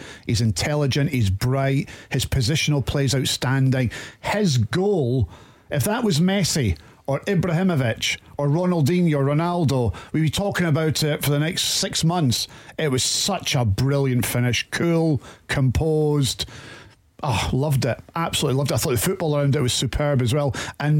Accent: Edinburgh, Scotland, United Kingdom; born or raised there

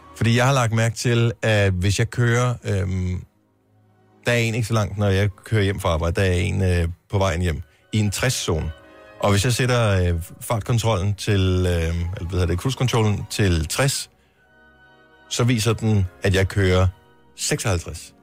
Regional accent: Esbjerg, Southern Denmark, Denmark; I Esbjerg, oh, min fødeby

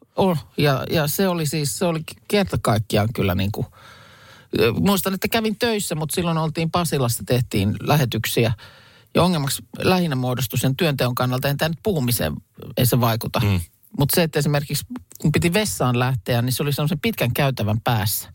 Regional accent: Lahti, Päijät-Häme, Finland; Mäkin olen ikäni aina kaupungissa asunut ja lapsena siis Lahdessa

